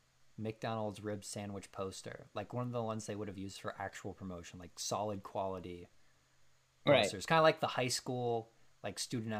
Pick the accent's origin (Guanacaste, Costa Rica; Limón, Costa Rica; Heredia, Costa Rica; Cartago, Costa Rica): Guanacaste, Costa Rica; San José; Yeah, I'm from San Jose. Oh, the capital? No, the other one.